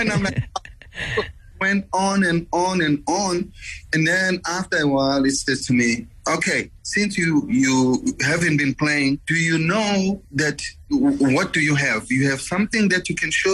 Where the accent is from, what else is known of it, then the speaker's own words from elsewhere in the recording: Soweto, Gauteng, South Africa; moved away; I was born in South Africa